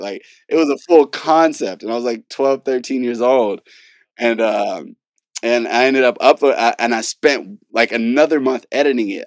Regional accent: Carson, California, United States; moved away; also born or lived in Long Beach, California / North Carolina / Hollywood, California; sorta grew up in, uh, in Carson

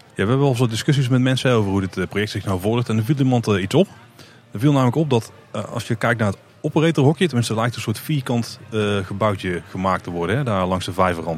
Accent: Netherlands; wij niet handelen als Nederlander.

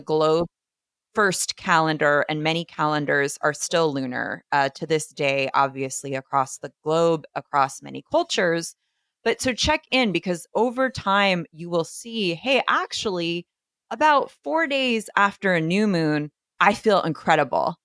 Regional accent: East Coast, United States; I am from the East Coast

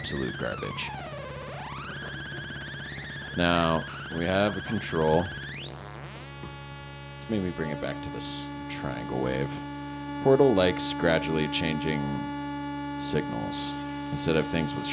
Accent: Northern California, United States; moved away as an adult; now in Los Angeles, United States; I grew up in NorCal

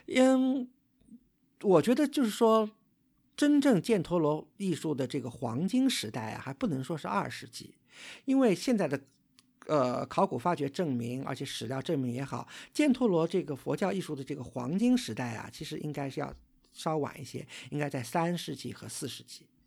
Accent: China; 我们作为一个中国人

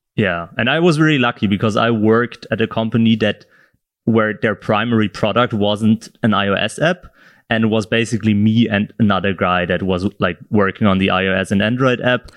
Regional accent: south of Germany, Germany; moved away as an adult; now in Berlin, Germany; I'm from, originally from the south of Germany

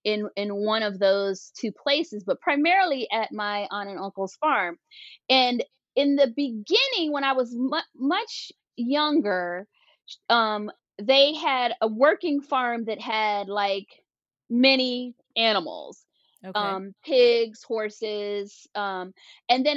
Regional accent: Washington, District of Columbia, United States; I grew up in Washington, D.C.

